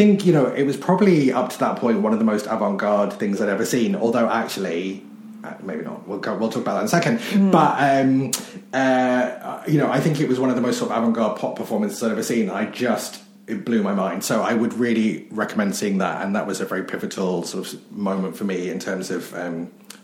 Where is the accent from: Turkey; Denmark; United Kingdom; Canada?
United Kingdom; I'm British